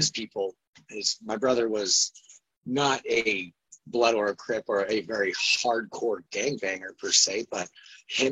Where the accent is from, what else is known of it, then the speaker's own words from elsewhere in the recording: Phoenix, Arizona, United States; growing up in Phoenix, like, I was born and raised there